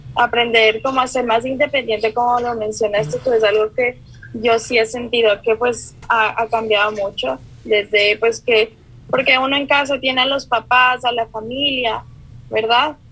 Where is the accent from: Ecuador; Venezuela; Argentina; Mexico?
Ecuador; moved away as an adult; also born or lived in Kuwait; now in Victoria, Canada; Yo soy ecuatoriana, pero estuve viviendo en el Medio Oriente por cuatro años y después me vine acá.